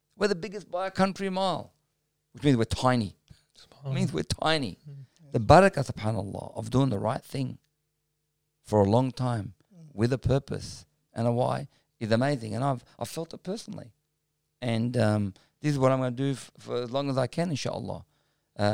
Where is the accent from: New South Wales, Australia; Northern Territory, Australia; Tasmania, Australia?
New South Wales, Australia; Sydney; also born or lived in Melbourne, Victoria; I grew up in Guildford, Auburn, Parramatta, Sunshine West, Broadmeadow